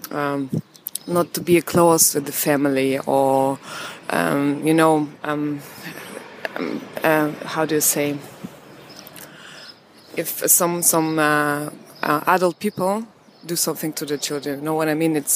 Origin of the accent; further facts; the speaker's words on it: Russia; English is a second language; now in Germany; I come from Russia